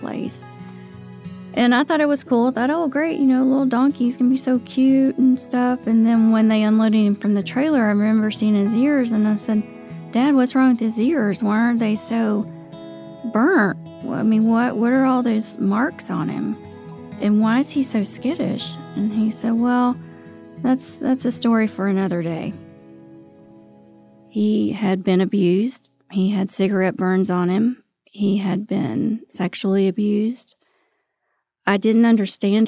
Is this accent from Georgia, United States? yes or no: yes; Douglasville, Georgia, United States; also born or lived in Tennessee; I grew up in Douglasville, moved to Douglasville when I was approximately 6 years old with my parents from Tennessee, and grew up there my whole life